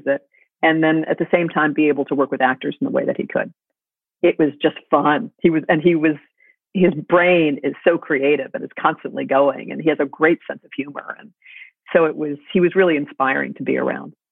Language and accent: English; New York City, New York, United States; I grew up in the theater and I grew up in New York City